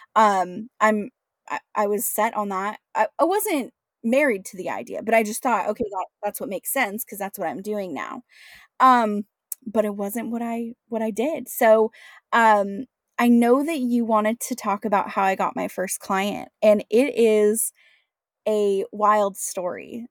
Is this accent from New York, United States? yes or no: no; Washington, United States; moved away as an adult; also born or lived in San Diego; born and raised in Washington State